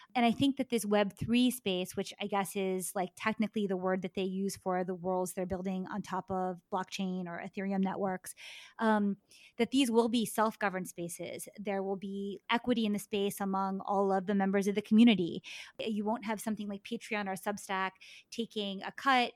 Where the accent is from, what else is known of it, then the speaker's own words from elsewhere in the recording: Maryland, United States; me growing up in Maryland